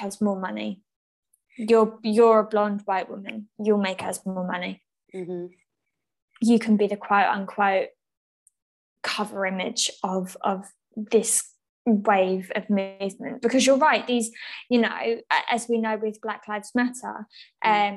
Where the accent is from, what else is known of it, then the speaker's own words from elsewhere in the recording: England, United Kingdom; also born or lived in Essex; we are white women who have been born and raised in England